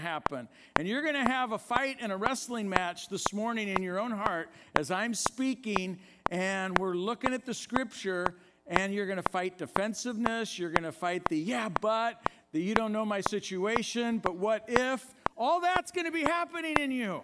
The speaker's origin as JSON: {"language": "English", "town": "Oakland", "region": "California", "country": "United States", "tie": "born or raised there", "said": "I grew up in Oakland"}